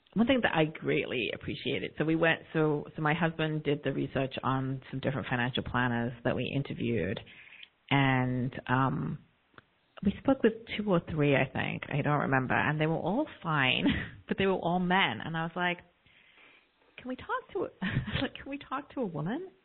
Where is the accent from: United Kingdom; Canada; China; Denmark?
United Kingdom; South East England; also born or lived in London; now in United States; I was born a few years later in London, um, grew up in the south of England in a very homogenous, predominantly white community